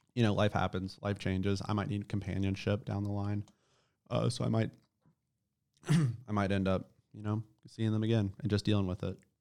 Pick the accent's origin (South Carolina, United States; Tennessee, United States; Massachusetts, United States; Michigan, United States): Tennessee, United States; Nashville suburb, Middle; Where I grew up in Middle Tennessee is not, you know, Nashville suburb is not America.